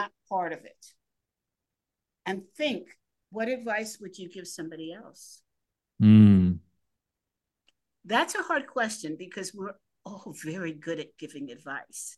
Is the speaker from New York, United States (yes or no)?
yes; New York City, New York, United States; I grew up in the Greenwich Village area